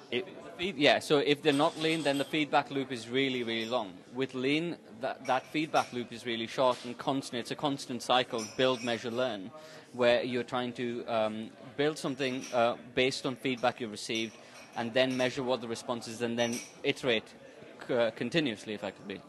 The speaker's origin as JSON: {"language": "English", "country": "India", "moved": "as an adult", "lives_now": "Manchester, United Kingdom", "said": "I'm from India, half Portuguese, half Indian. Um, I moved to Manchester about four years ago."}